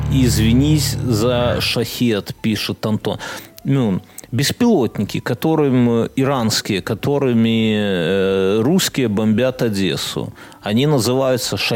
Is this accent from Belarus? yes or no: no; Vilnius, Vilnius County, Lithuania; now in Poland; Я из Вильнюса приехал, то есть Вильнюс это не Европа в ее, наверное, картине мира, да?